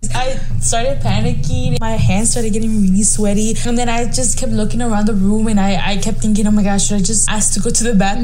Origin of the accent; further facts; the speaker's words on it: Mexico; accent: Mexican; English is a second language; now in United States; my broken, thick accent, so I'm fine with you saying I have Mexican